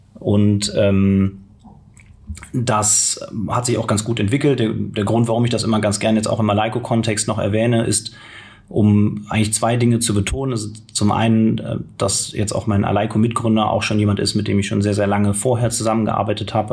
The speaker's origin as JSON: {"language": "German", "town": "Cologne", "region": "North Rhine-Westphalia", "country": "Germany", "tie": "born or raised there", "also_born_or_lived": "Berlin", "moved": "as an adult", "said": "ich komme gebürtig aus Köln"}